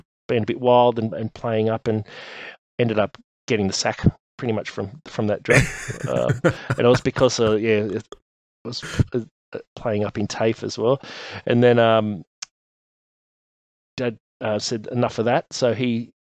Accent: Sydney, New South Wales, Australia; I was born in Auburn Hospital in Sydney and grew up out in the western suburbs of Sydney, in a suburb called St. Mary's

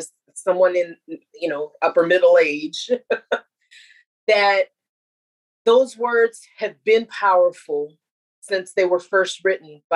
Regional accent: United States; I feel the pride as an American

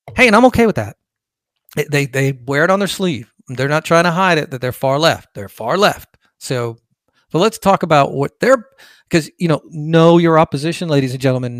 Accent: Fullerton, California, United States; moved away; also born or lived in Bay Area, California; I'm originally from California, born in Orange County, lived on Valencia Drive. I think Fullerton was the town

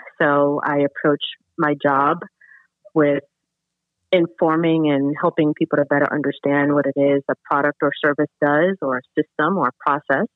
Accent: New York City, New York, United States; moved away; I am originally from Brooklyn, New York, Brownsville, Howard Houses, CS-298

